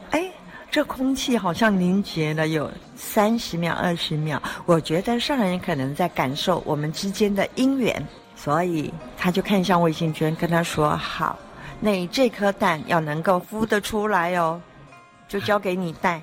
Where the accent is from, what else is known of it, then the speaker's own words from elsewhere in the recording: southern Taiwan, Taiwan; accent: Taiwanese Mandarin; 因为我南部人，他挑剔我发音不准哦。啊，台湾国语